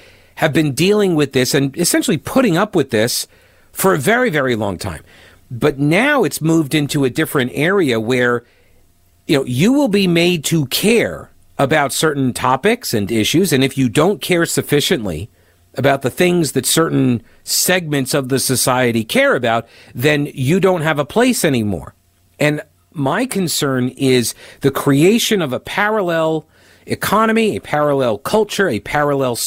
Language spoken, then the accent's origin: English; Long Island, New York, United States; I grew up on Long Island